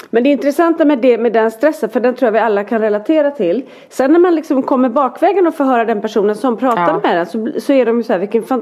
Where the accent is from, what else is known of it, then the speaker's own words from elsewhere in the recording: Danderyd, Stockholm County, Sweden; born there; Jag är född på Danderyds sjukhus bara helt så här